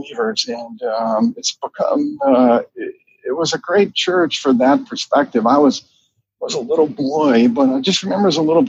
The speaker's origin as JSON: {"language": "English", "town": "Charlotte", "region": "North Carolina", "country": "United States", "tie": "born or raised there", "said": "I grew up in North Carolina in Charlotte"}